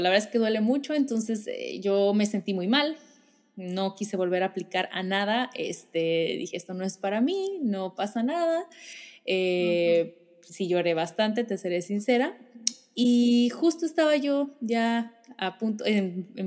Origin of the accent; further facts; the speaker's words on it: Guadalajara, Jalisco, Mexico; yo soy de Guadalajara y estudié en la Universidad de Guadalajara